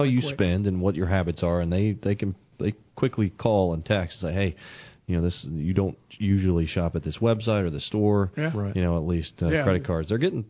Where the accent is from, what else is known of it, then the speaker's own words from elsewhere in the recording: Miami, Florida, United States; I'm from Miami, folks.